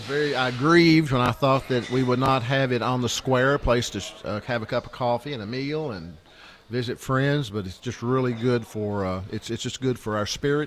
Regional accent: Jamestown, United States; born or raised there

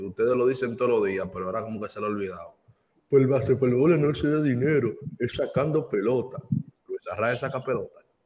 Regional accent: Dominican Republic; moved away; soy dominicano

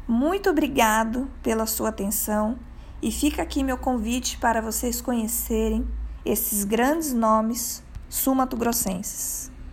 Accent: Mato Grosso do Sul, Brazil; Sou natural de Mato Grosso do Sul, uma terra que transborda cultura e de mulheres inspiradoras.

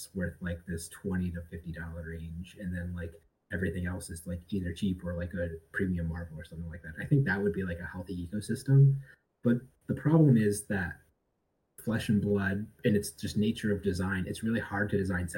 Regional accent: Cleveland, Ohio, United States; now in Indianapolis, United States; I'm originally from Cleveland, Ohio. I live in Indianapolis now, but over the past couple months, I went back home

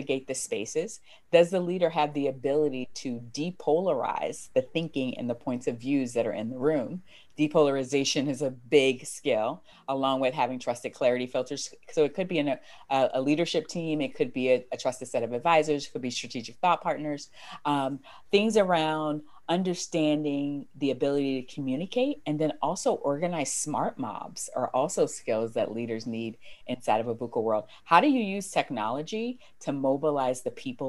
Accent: United States; I'm American

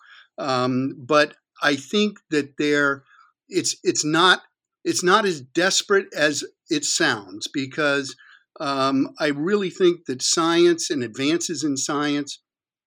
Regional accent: Florida, United States; also born or lived in Key West, Florida; I was born in Florida, and I lived in Key West as a very little boy.

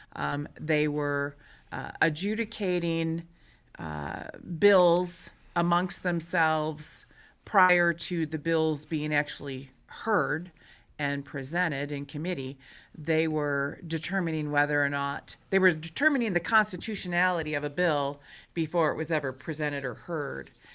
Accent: Michigan, United States; moved away as an adult; now in Montana, United States; I'm originally from Michigan, I came to Montana in nineteen ninety-one on a working vacation

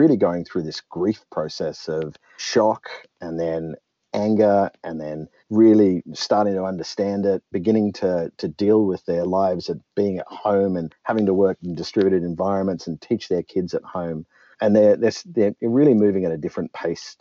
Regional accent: Australia; I'm Australian and I started my career down south

